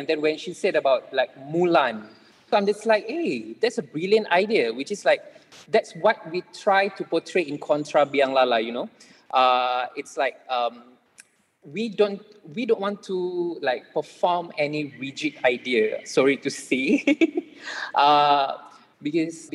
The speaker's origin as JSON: {"language": "English", "country": "Malaysia", "said": "we as Malaysian"}